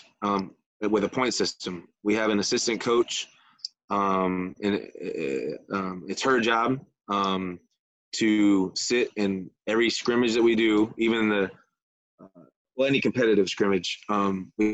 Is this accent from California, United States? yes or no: no; Michigan, United States; also born or lived in Florida; I'm from Michigan originally, had a rough life, got to live in Michigan all summer, and got to live in Florida all winter